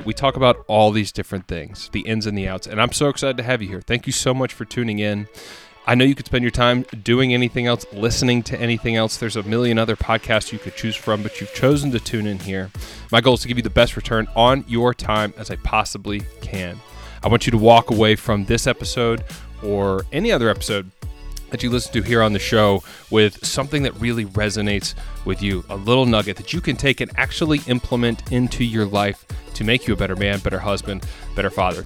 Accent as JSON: {"language": "English", "town": "Vestavia Hills", "region": "Alabama", "country": "United States", "tie": "born or raised there", "said": "We went to the same high school, Vestavia Hills"}